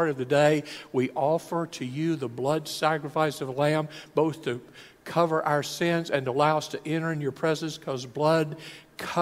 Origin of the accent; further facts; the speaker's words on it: Alabama, Tennessee, Southeast America, United States; I'm Alabama, Tennessee all the way. I grew up in Southeast America.